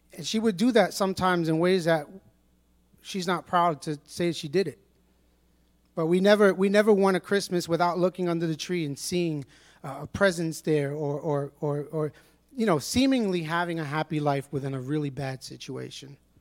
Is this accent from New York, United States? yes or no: yes; New York City, New York, United States; I was born and raised in Brooklyn, East New York